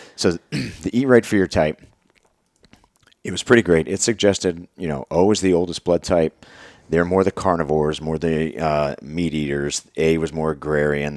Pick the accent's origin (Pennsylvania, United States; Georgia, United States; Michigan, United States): Pennsylvania, United States; moved away; also born or lived in Virginia; I'm from Pennsylvania, and I've been living in Virginia for a long time at that point